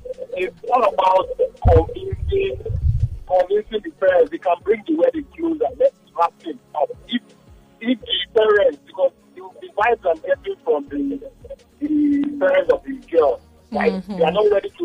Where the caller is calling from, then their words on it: Ikeja, Lagos, Nigeria; I'm calling from Ikeja.